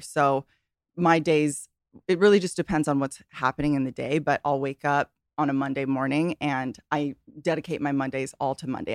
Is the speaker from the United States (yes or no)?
yes; Hawaii, United States; I grew up in Hawaii